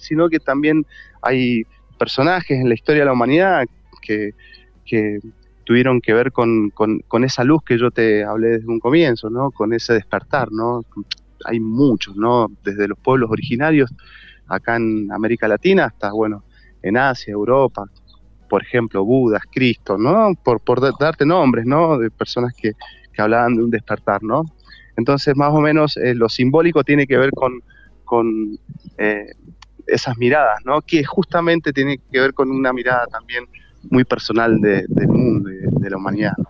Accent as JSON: {"language": "Spanish", "region": "Mendoza", "country": "Argentina", "said": "soy de Mendoza"}